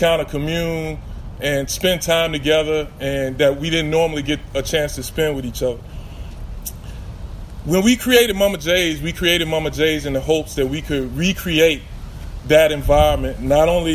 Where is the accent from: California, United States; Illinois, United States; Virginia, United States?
Virginia, United States; Richmond; also born or lived in Baltimore; I grew up here in Richmond